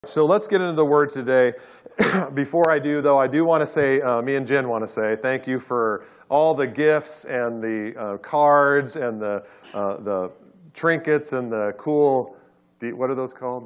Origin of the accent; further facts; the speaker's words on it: Orange County, California, United States; I grew up in Orange County